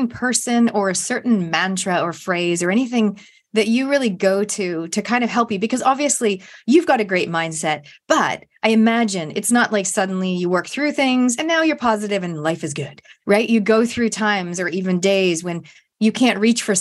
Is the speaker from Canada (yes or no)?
yes; Canada; moved away as an adult; now in New Zealand; my home country where I'm genetically from, but I've only visited multiple times